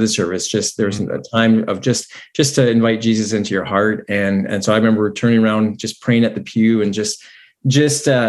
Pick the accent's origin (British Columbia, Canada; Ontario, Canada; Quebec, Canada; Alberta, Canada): British Columbia, Canada; Grand Forks; moved away; we both grew up in the same town, and so we know Grand Forks really well